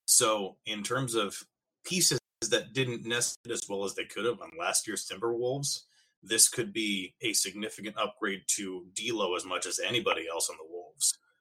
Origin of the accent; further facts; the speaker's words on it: Minnesota, United States; also born or lived in Iowa; we are Minnesotan people, and we may be polite to a fault to each other